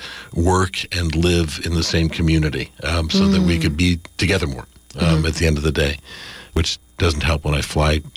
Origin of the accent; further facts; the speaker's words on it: Los Angeles, California, United States; We grew up in the San Fernando Valley in Los Angeles